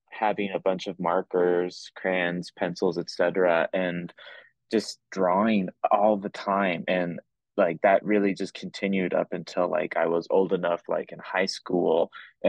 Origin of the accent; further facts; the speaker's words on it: Garden City, Kansas, United States; now in Lawrence, United States; I'm originally from Garden City, Kansas, which is on the southwestern side. And I currently reside in Lawrence, Kansas